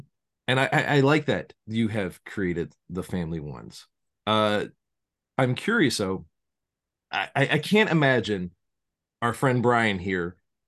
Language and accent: English; Chicago, Illinois, United States; my hometown, well, one of my hometowns, I'm all over, Chicago.